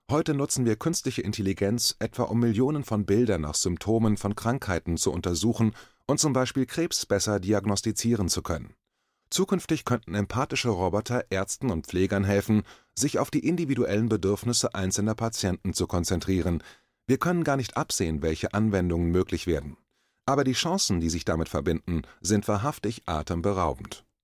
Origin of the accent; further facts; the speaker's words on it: East Germany, Germany; Ich bin in Ostdeutschland aufgewachsen, in der DDR, dem damals unfreien Teil meines Heimatlandes, in einer Diktatur.